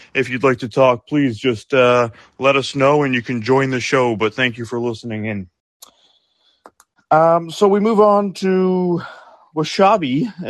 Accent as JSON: {"language": "English", "country": "United Kingdom", "said": "I'm British myself."}